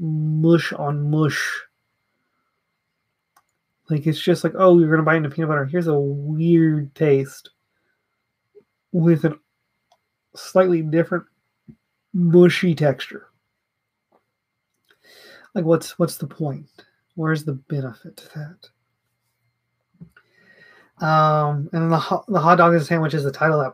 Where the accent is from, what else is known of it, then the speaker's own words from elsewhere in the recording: the South, United States; I'm from the South